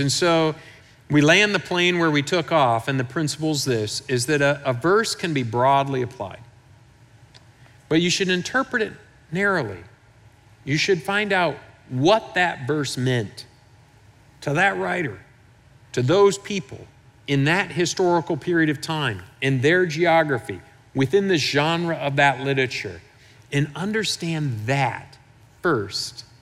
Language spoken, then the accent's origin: English; Michigan, United States; I'm from Michigan